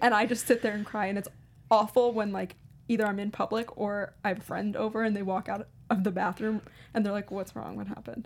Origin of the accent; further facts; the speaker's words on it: Baltimore, Maryland, United States; growing up in Baltimore, I didn't get to watch a ton of Mets games